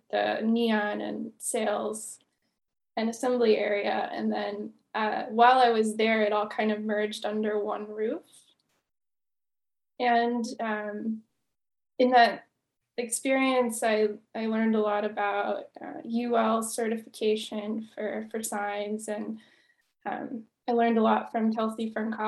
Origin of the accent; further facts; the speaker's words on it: Kentucky, United States; moved away as an adult; also born or lived in Ohio; now in Seattle, United States; I moved to Seattle area from, I'm from Kentucky. I went to school in Ohio.